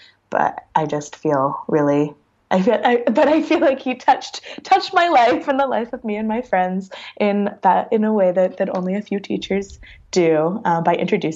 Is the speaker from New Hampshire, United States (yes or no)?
yes; New Hampshire, United States; I grew up in New Hampshire